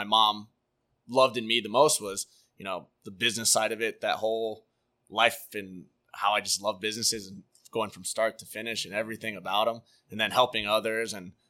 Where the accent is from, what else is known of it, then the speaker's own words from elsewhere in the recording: Orlando, Florida, United States; I grew up on Curry Ford and Econ.